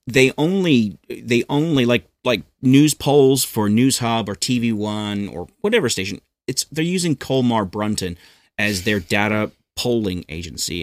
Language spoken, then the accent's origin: English; New Zealand; also born or lived in United States; I was born in America, but I moved to New Zealand in nineteen eighty-nine as a nine-year-old boy.